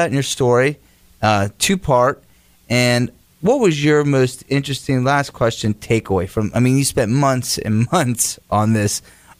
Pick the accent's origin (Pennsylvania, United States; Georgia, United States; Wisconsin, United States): Pennsylvania, United States; moved away; that was growing up in Pennsylvania.